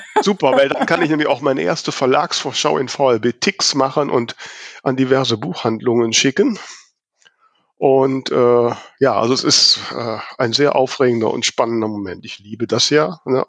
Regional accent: Germany; als Deutsche

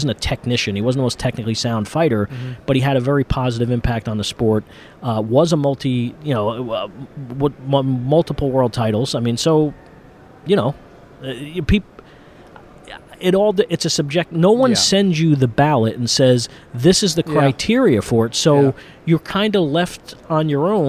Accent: New Jersey, United States; I'm from New Jersey, and Arturo Gatti is a god there

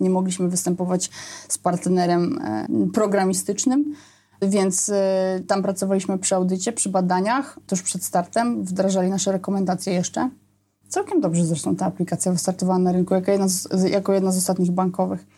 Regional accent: Poznań, Greater Poland, Poland; wtedy mieszkałam w Poznaniu, urodziłam się w Poznaniu

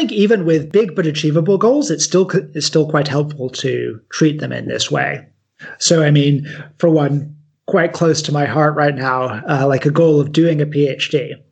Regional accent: United Kingdom; although I'm quite British, I am also half American. So like I'm a I'm a weird third culture kid where my background doesn't quite make sense to ever to anyone.

